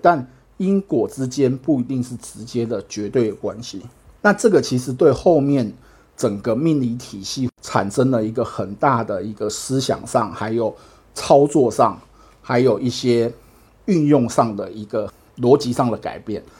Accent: Taiwan; 因为我是台湾来的

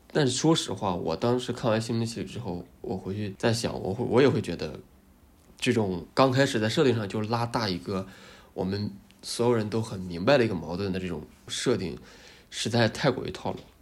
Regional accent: China; 对于我们国内的观众来说

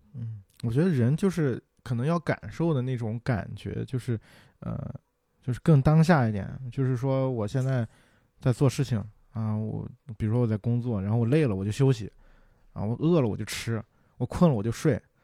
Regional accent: Qingdao, Shandong, China; 黄岛路，还有什么那个，呃，博山路那边儿，啊，就是因为小时候在那边儿长大的嘛

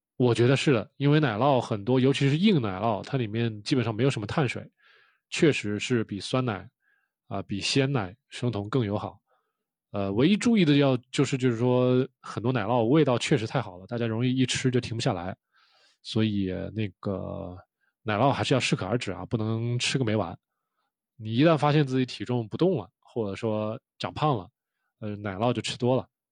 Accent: China; 我们中国人

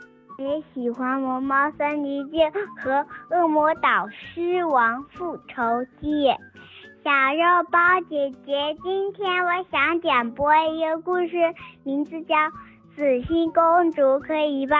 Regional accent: Zhejiang, China; 今年六岁了，我来自浙江省

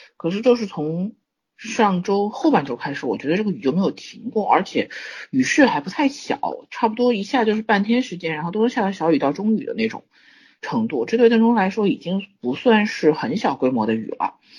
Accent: Zhengzhou, Henan, China; 我基本上从生下来到，到现在大部分时候都是在郑州

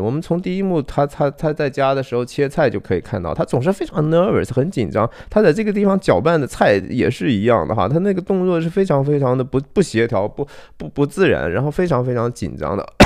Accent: Shanxi, China; 我是山西人哈

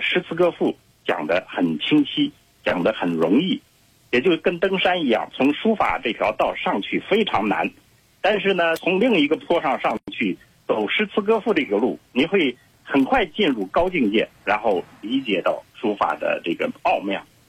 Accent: Shaanxi, China; 尤其像陕西，因为我老家在那儿嘛，我太熟悉了

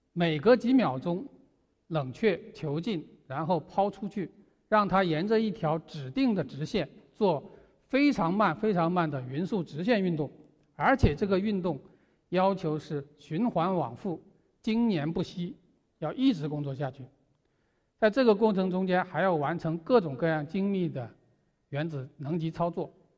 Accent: China; 我们中国人

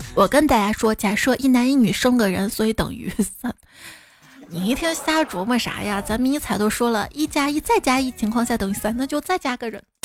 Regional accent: Xi'an, Shaanxi, China; 我们先人不抢票，不用抢票，因为都不去。机会留给外地人

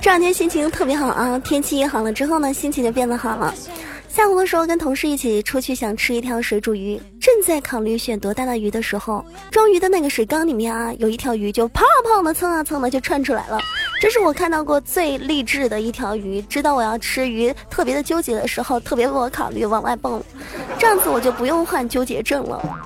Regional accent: Zhejiang, China; 我这河南话特别的渣渣啊。作为一个浙江人，能把河南话说成这样了也是不错的。

